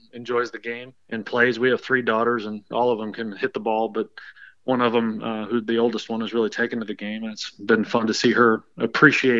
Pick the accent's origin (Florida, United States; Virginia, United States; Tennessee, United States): Florida, United States; Boynton Beach; I was born and raised in Boynton Beach and grew up at Delray Dunes Golf Club